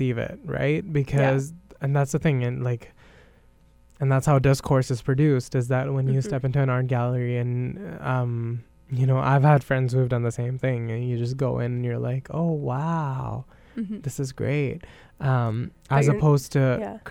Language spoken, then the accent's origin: English; India; as an Indian